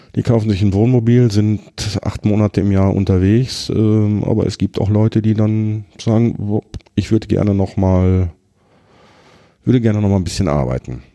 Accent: Herten, North Rhine-Westphalia, Germany; Ich habe immer in Herten gewohnt

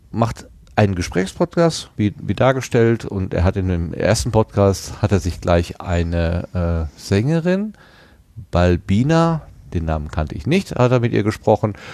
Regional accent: Germany; now in Austria; ich bin Deutscher, lebe in Österreich und arbeite ohnehin als Korrespondent, also als Österreich-Erklärbär für deutsche Medien.

